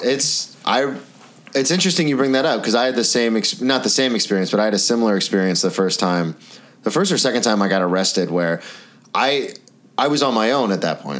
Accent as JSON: {"language": "English", "region": "the South", "country": "United States", "moved": "yes", "said": "I'm from the South"}